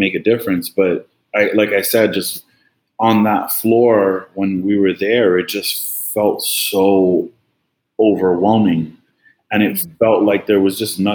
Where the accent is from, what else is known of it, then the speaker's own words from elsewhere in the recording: New York, United States; moved away as an adult; now in Florida, United States; Born and raised in New York